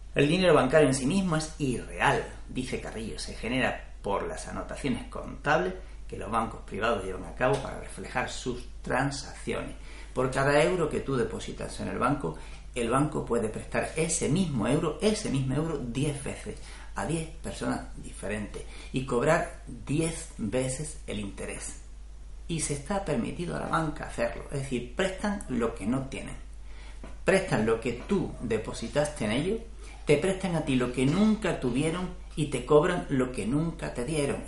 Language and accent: Spanish; Spain; el mío, España